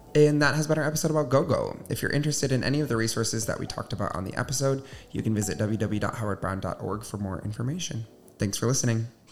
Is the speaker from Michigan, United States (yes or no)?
yes; Southwest Michigan, United States; I'm from Michigan, uh, okay. small town, Southwest Michigan